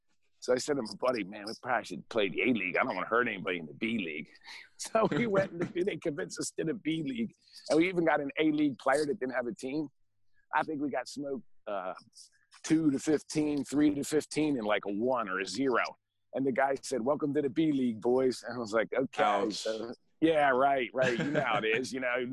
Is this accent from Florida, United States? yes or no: no; Pottstown, Pennsylvania, United States; born there; Well, I was born in Pottstown, and then at the age of 5, my parents divorced.